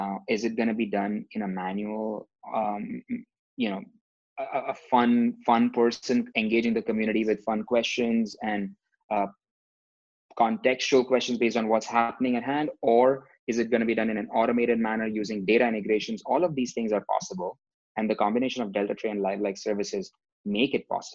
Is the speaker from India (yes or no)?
yes; India; moved away; growing up in India